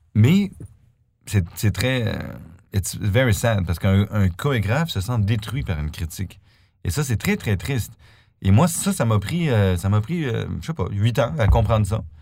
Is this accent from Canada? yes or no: yes; Canada; now in Stuttgart, Germany; je suis canadien